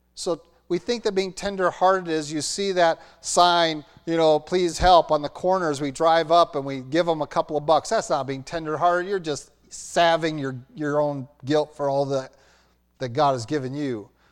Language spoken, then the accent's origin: English; Roanoke, Virginia, United States; moved away; I grew up in Roanoke, Virginia, graduated from Roanoke Valley Christian Schools